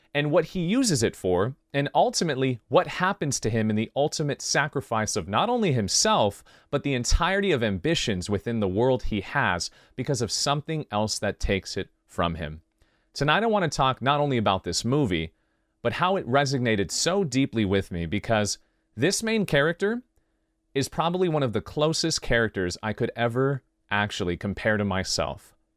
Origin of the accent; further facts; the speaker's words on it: Oxnard, California, United States; I come from Oxnard